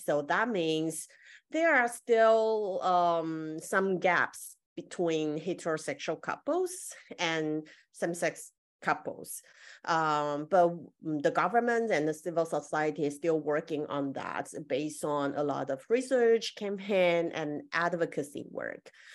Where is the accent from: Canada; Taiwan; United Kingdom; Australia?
Taiwan; I'm from Taiwan right now